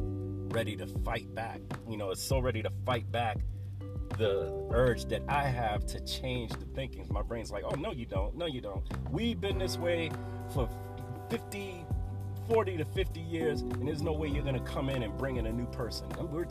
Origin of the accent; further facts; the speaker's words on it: Bronx, New York, United States; I'm from the Bronx and this is what we do in the Bronx. Yeah, it is, because that's the Bronx, and that's my environment, what we did in my environment. That's how I grew up